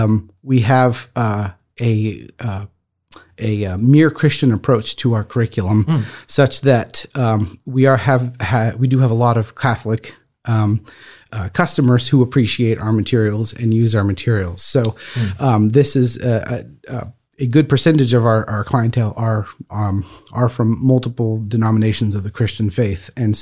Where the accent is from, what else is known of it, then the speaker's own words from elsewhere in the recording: France; The fourth emperor of Rome, Claudius, most famously, and so I grew up walking on Roman roads. And as the son of a minister of the gospel who and church planter in France, I've grown up hearing him talk